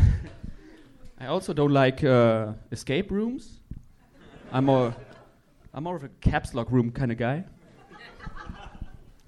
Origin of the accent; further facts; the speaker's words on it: Germany; I'm from Germany